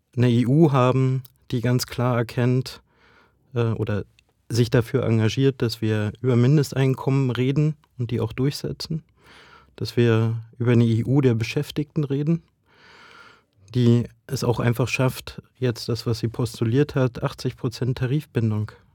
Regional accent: Brandenburg, Germany; ich komme ja aus Ostdeutschland, aus Brandenburg

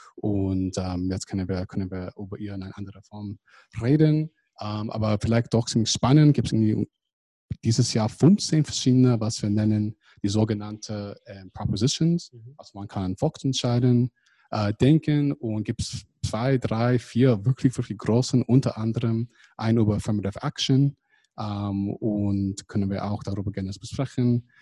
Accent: California, United States; German is a second language; now in Germany; ich komme ursprünglich aus Kalifornien

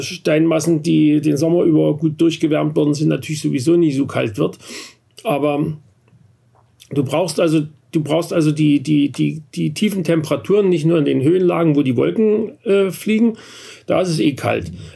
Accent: Vogtland, Saxony, Germany; now in Berlin, Germany; ich bin im Vogtland aufgewachsen, also ungefähr 400 Meter höher als, als hier in Berlin

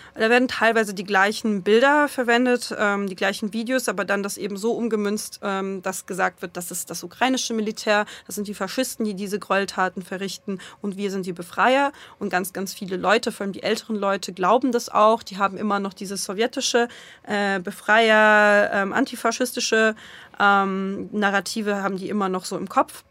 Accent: Russia; moved away; also born or lived in Germany; ich war jetzt äh, ja als Russin da und ich werde von vielen Menschen auch als Russin gelesen

